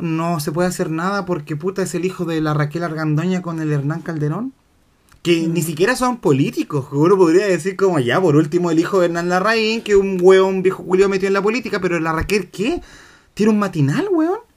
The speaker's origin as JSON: {"language": "Spanish", "town": "Santiago", "region": "Santiago Metropolitan Region", "country": "Chile", "said": "yo vengo de colegio católico de Independencia"}